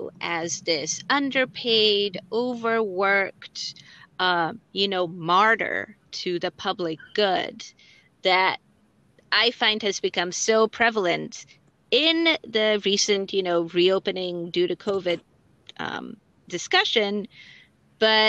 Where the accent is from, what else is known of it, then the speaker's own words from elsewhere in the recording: Romania; moved away as an adult; now in United States; So I grew up in Romania. That's where I'm from. And I moved to this country in college.